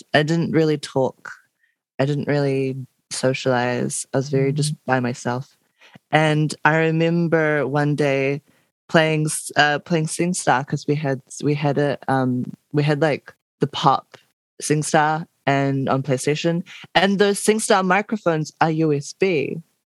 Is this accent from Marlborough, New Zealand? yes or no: yes; Blenheim, Marlborough, New Zealand; now in Wellington, New Zealand; I'm from Blenheim